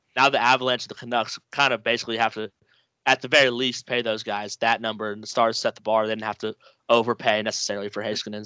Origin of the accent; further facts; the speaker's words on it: Richardson, Texas, United States; I'm from Richardson, Texas